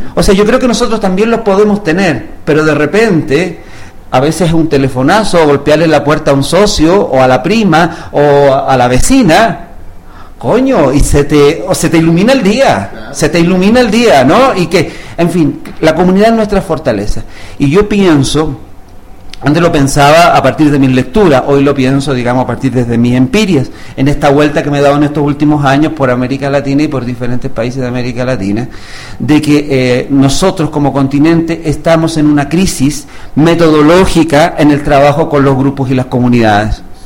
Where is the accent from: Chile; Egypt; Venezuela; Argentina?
Chile; moved away as an adult; also born or lived in Cuba; now in Mexico; yo soy chileno de nacimiento y eh, ya a los 20 años